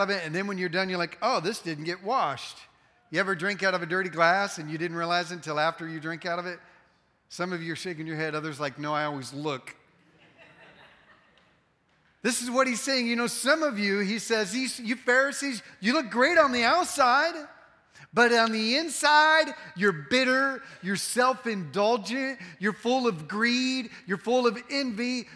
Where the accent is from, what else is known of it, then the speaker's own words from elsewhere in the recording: the North, United States; now in Texas, United States; I'm from the North and we don't sweeten our tea up there